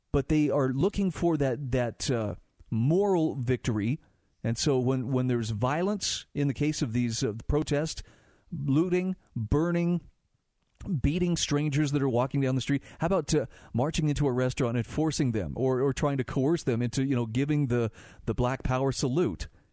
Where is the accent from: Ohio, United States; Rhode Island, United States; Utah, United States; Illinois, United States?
Utah, United States; my home state of Utah